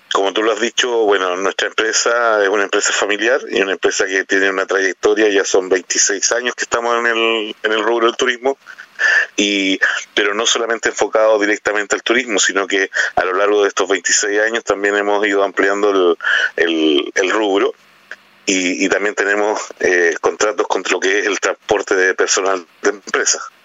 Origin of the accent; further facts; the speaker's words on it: Chile; como buen chileno